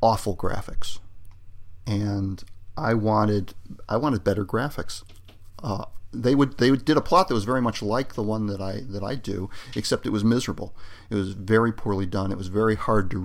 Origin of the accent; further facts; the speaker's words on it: United States; I'm an American